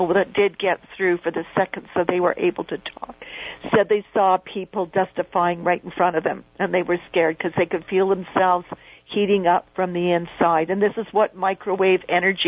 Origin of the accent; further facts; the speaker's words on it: Canada; being a Canadian